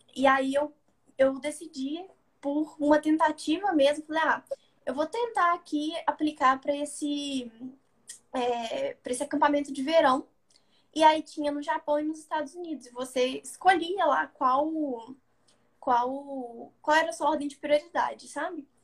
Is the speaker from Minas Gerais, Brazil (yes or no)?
yes; Belo Horizonte, Minas Gerais, Brazil; Eu nasci e cresci em Belo Horizonte, né? Capital de Minas